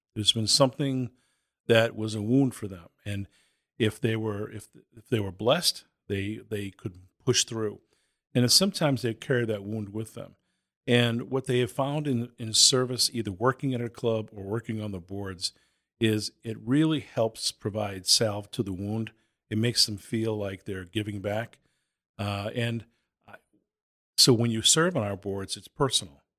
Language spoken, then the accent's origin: English; Boston, Massachusetts, United States; moved away; also born or lived in Southern New Hampshire; I was born and raised in Boston, later on lived in Southern New Hampshire.